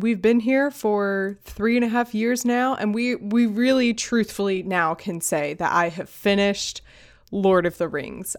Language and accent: English; United States; as an American